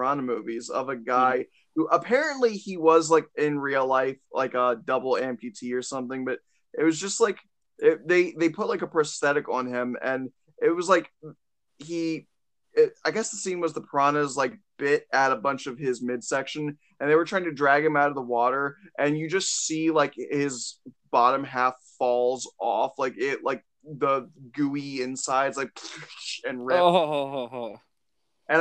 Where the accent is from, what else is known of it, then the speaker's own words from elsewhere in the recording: Maryland, United States; now in New York, United States; I'm from Maryland, and we say elementary